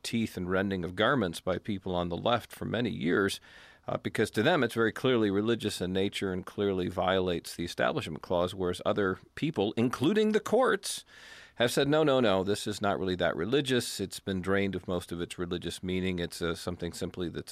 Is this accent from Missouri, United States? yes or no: no; Tennessee, United States; my home state of Tennessee here